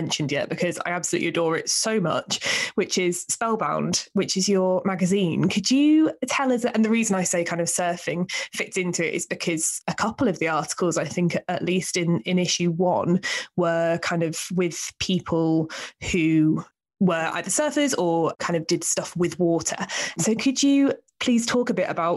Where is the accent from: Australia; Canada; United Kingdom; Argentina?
United Kingdom; Hull, Yorkshire and the Humber; now in London, United Kingdom; I grew up in Hull, near Hull.